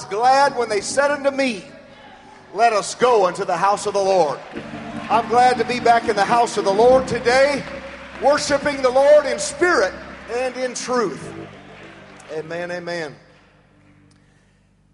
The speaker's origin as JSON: {"language": "English", "town": "Madera", "region": "California", "country": "United States", "tie": "born or raised there", "said": "I was born in Madera, California"}